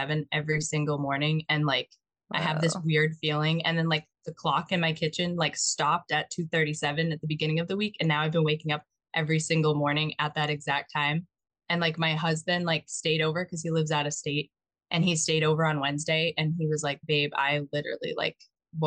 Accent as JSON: {"language": "English", "town": "Mattapoisett", "region": "Massachusetts", "country": "United States", "tie": "born or raised there", "said": "So I grew up in Mattapoisett. It's like near the Cape."}